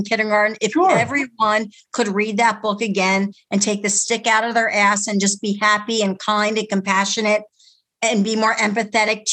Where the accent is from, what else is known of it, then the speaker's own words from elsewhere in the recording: United States; also born or lived in Philadelphia, Pennsylvania / New Jersey; I'm from Jersey. Yeah. Well, yeah, no, right. I was a Philly girl. I was born in Philly, but I called myself a Jersey girl